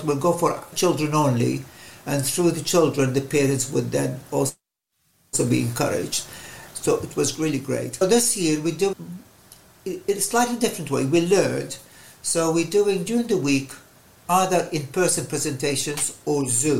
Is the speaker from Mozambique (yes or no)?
no; Baghdad, Baghdad Governorate, Iraq; now in Maidenhead, United Kingdom; I was born and brought up in Baghdad in the Middle East